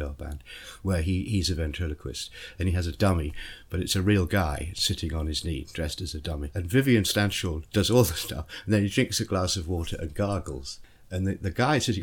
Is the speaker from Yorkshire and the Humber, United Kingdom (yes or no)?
no; Bournemouth, South West England, United Kingdom; also born or lived in Yorkshire / London; So Bournemouth's the nearest thing I have to a hometown